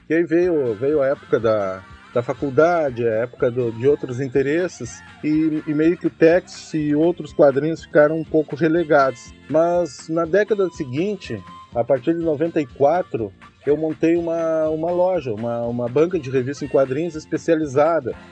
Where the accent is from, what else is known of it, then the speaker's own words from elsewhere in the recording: Uruguaiana, Rio Grande do Sul, Brazil; sou natural de Uruguaiana